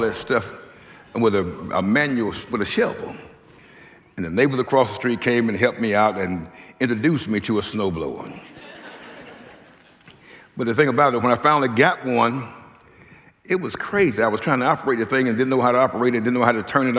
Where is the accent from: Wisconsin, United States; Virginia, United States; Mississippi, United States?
Mississippi, United States; moved away as an adult; also born or lived in Minneapolis; now in Rochester, United States; So we are originally from Mississippi, but actually been in Rochester for some 22 years